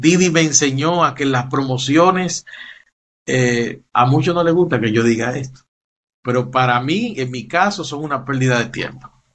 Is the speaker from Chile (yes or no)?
no; Dominican Republic; En mi país